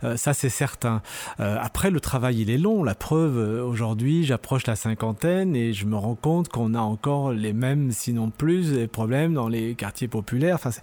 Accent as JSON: {"language": "French", "town": "Lyon", "region": "Auvergne-Rhône-Alpes", "country": "France", "tie": "born or raised there", "also_born_or_lived": "Saint-Priest", "said": "Je suis né à Lyon, mais euh, d'origine euh, algérienne, euh, kabyle"}